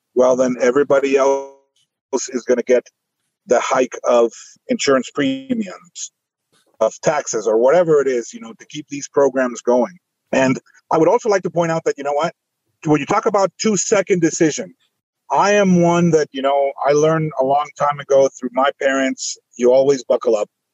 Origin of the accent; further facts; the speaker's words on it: Guatemala; moved away as an adult; now in United States; I was born in Guatemala